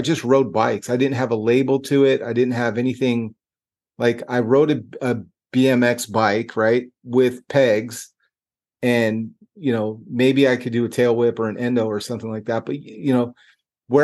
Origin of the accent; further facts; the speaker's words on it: Northern California, United States; growing up in NorCal